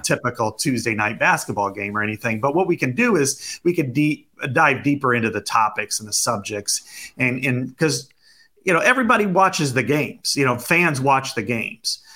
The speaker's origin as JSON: {"language": "English", "town": "Burlington", "region": "Iowa", "country": "United States", "said": "I'm from Burlington, Iowa, uh, down on the southeast part of the state"}